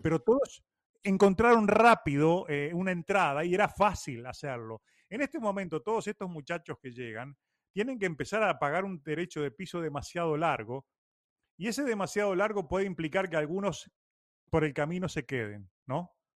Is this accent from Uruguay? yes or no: yes; Uruguay; also born or lived in Cuba; now in Miami, United States; soy más cubano que uruguayo